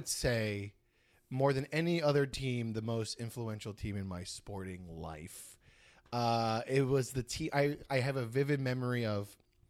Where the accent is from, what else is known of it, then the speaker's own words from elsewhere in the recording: Tenafly, New Jersey, United States; I grew up in North Jersey, just 20 minutes away from New York City, in a town called Tenafly, and a very sporty town.